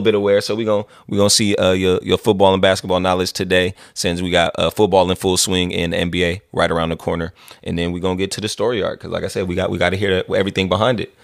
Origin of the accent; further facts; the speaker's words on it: Vallejo, California, United States; I'm from Vallejo